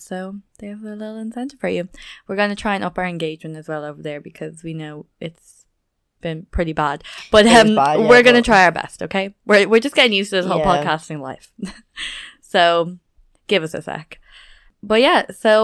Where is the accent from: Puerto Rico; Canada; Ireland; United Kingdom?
Ireland; we don't sound proper culty Irish or a dub, but no. You know, we're still Irish